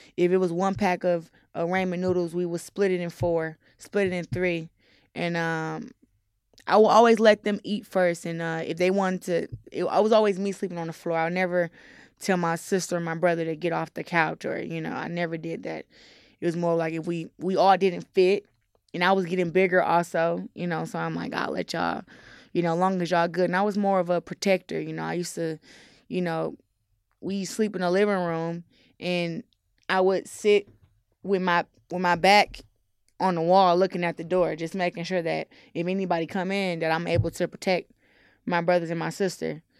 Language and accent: English; Flint, Michigan, United States; I'm from Flint, Michigan